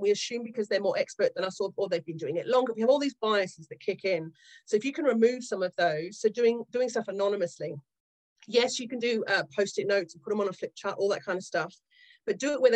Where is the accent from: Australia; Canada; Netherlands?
Australia; moved away as an adult; now in Yorkshire, United Kingdom; I grew up in Australia in the 70s and 80s.